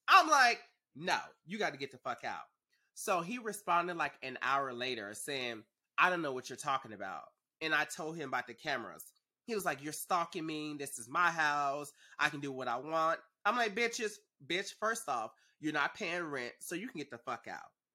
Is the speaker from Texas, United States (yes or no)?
yes; Dallas, Texas, United States; moved away as an adult; now in Los Angeles, United States; I'm originally from Dallas